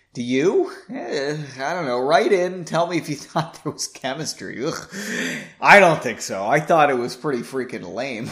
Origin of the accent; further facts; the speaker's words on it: Massachusetts, United States; moved away; I'm from Massachusetts